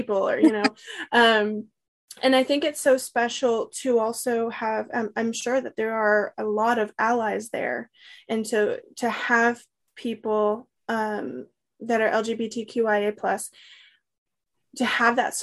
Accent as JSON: {"language": "English", "town": "Comfort", "region": "Texas", "country": "United States", "tie": "born or raised there", "said": "I grew up in Kendall County, Comfort in particular"}